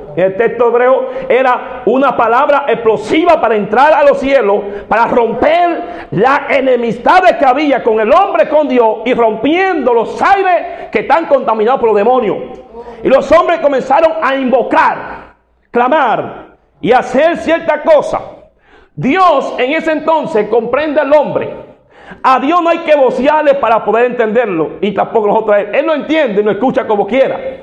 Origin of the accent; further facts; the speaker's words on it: Dominican Republic; como decimos dominicanos